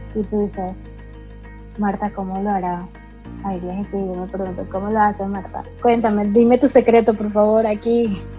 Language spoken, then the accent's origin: Spanish; Panama; muchísimas mujeres que somos panameñas